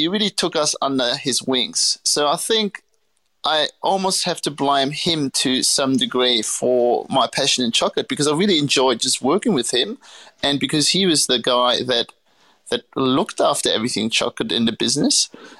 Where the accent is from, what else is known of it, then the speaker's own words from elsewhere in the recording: Göttingen, Lower Saxony, Germany; born there; So I was born in Germany, a small town called Göttingen. Not many people know it unless you happen to study physics.